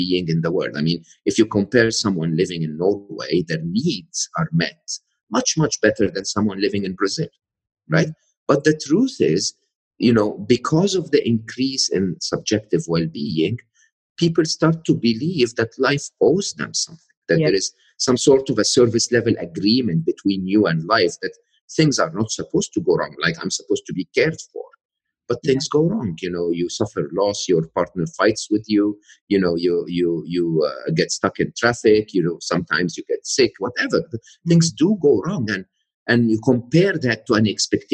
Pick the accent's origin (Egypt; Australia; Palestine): Egypt; moved away as an adult; I'm Egyptian, born and raised in Egypt, educated in a public university and public school in Egypt